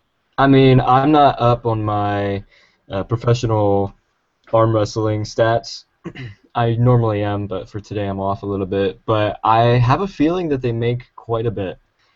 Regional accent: Pennsylvania, United States; moved away as an adult; now in California, United States; I grew up my entire life in Pennsylvania, middle of a cornfield surrounded by Amish. I was probably raised by Amish people.

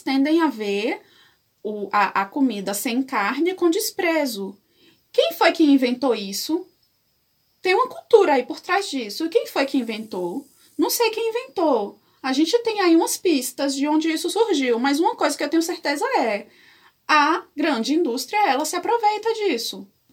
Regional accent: Salvador, Bahia, Brazil; Eu sou soteropolitana. Para quem não sabe o que isso significa, é pessoa que nasceu em Salvador, Bahia

